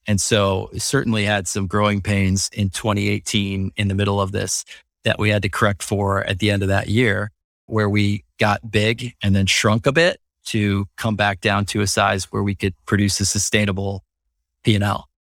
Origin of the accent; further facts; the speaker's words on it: Wisconsin, United States; moved away; also born or lived in Indiana; I grew up in Wisconsin